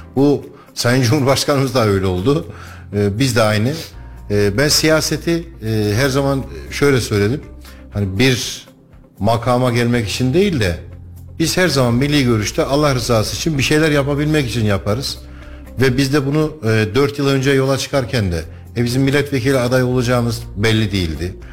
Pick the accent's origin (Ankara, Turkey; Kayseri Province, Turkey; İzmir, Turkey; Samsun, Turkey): Kayseri Province, Turkey; Kayseri; 45 yıldır ben bu topraklarda büyüdüm. Bu toprakların sokaklarında büyüdüm.